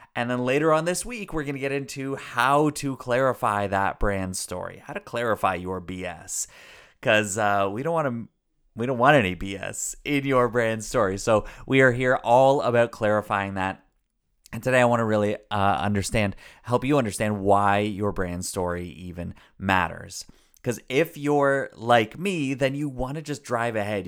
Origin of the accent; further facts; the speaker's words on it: Canada; I'm Canadian